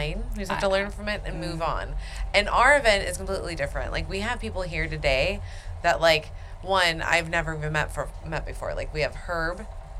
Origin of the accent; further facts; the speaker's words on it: Salem, Oregon, United States; we're from Salem, Oregon.